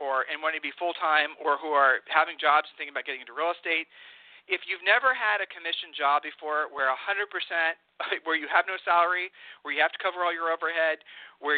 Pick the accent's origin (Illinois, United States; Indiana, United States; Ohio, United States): Ohio, United States; we are from Ohio